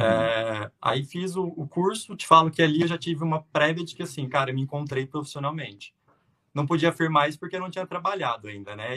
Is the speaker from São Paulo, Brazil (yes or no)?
no; Uberaba, Minas Gerais, Brazil; also born or lived in São José do Rio Preto / Canada; eu sou natural de Beraba, Minas Gerais, lá no Triângulo